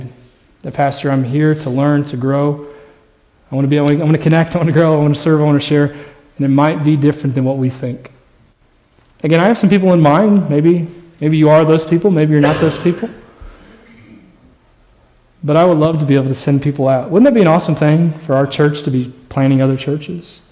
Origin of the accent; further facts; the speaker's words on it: Indiana, United States; moved away as an adult; also born or lived in Colorado; now in Texas, United States; I never wanted to leave Indiana. That was where I was from.